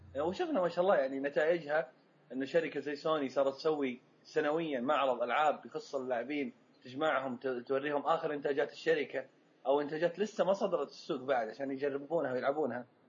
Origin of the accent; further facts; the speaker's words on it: Saudi Arabia; احنا عندنا في السعوديه وفي الخليج